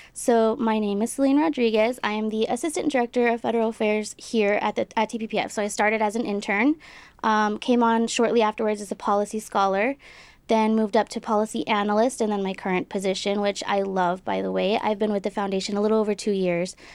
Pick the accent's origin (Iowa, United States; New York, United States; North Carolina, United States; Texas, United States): Texas, United States; Del Rio; I grew up in Delro, Texas.